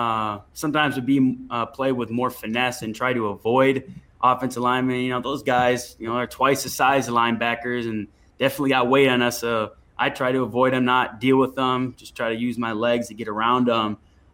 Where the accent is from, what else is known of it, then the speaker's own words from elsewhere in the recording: Minnesota, United States; I did, of course. I'm pretty sure almost any person growing up, any kid growing up in Minnesota had played hockey at some point.